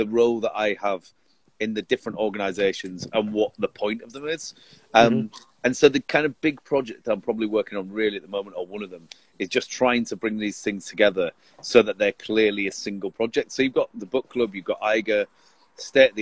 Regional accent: Leeds, Yorkshire and the Humber, United Kingdom; growing up in Leeds

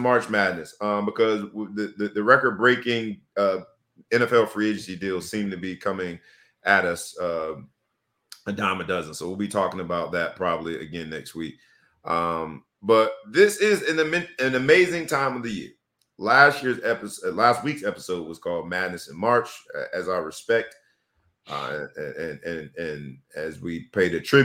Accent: South Florida, United States; Growing up in South Florida

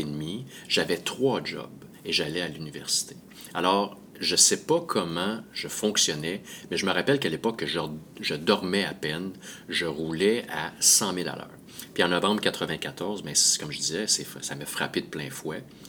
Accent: Montreal, Quebec, Canada; je viens de Montréal

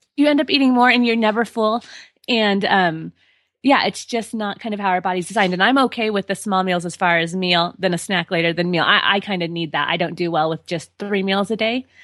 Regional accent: Colorado, United States; born and raised in Colorado

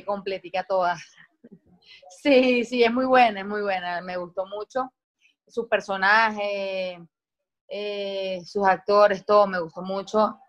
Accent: San Francisco, Zulia, Venezuela; accent: maracucho; moved away as an adult; now in Caracas, Venezuela; de allá de, Maracaibo, donde yo soy, de San Francisco.

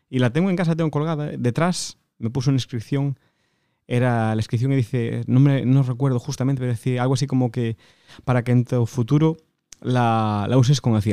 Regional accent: Galicia, Spain; Pues de un de un pequeño pueblecito, un pequeño pueblecito de, de Galicia que se llama Yeriz.

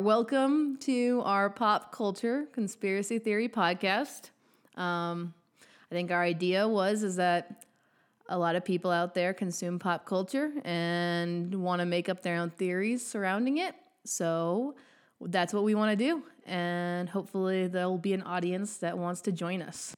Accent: Montana, United States; moved away as an adult; also born or lived in Texas; I'm originally from Montana, so it's kind of what I call home

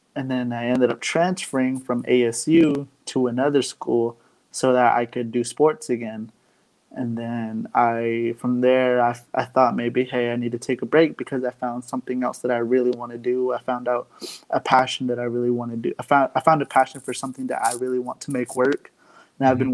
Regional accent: Arizona, United States; now in Phoenix, United States; I'm from Arizona on the Navajo Reservation. I now currently live in Phoenix for now, but yeah, I'm part of the Navajo Nation.

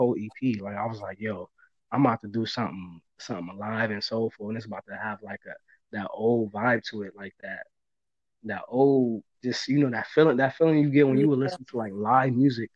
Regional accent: Buffalo, New York, United States; growing up in Buffalo

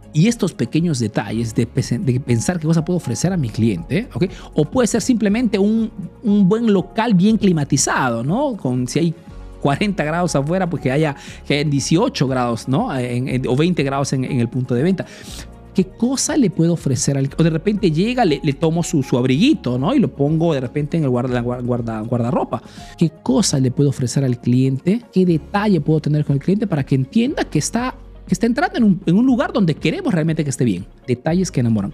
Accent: Peru; now in Italy

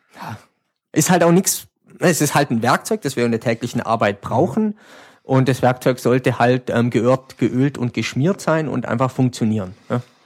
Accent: Schönenbach, Baden-Württemberg, Germany; ich komme aus Hörenbach, das ist so neben Furtwangen, so ein kleines Schwarzwald

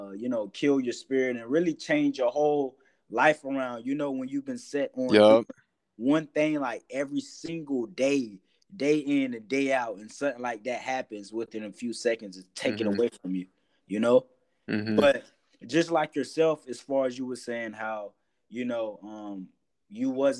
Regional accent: Brunswick, Georgia, United States; my hometown

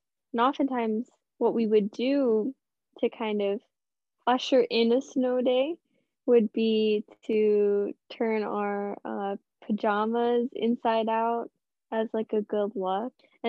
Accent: St. Louis, Missouri, United States; I grew up predominantly in St. Louis, kind of moved between places, but spent a lot of time there, and it snows there.

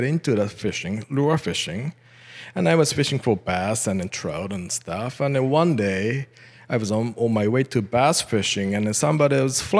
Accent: Tokyo, Japan; English is a second language; moved away as an adult; now in Canada; I was born in Tokyo, raised in Tokyo, right in Tokyo downtown.

